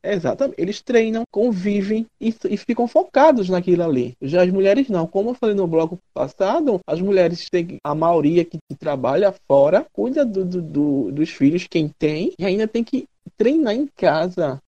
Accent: Mineiro, Minas Gerais, Brazil; Como mineiro

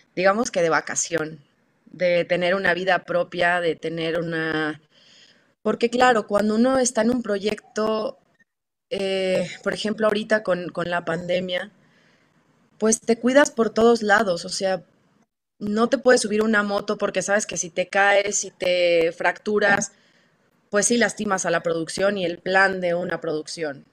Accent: Torreón, Coahuila, Mexico; yo soy de Torreón, Coahuila

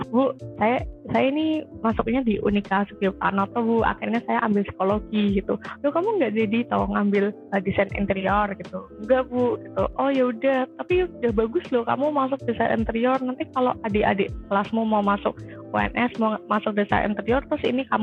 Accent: Semarang, Central Java, Indonesia; Aku dari Semarang

